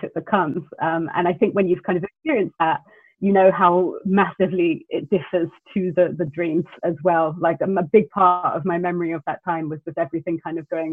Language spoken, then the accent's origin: English; New Zealand; now in London, United Kingdom; I grew up in New Zealand, where you're obviously very close to the coastline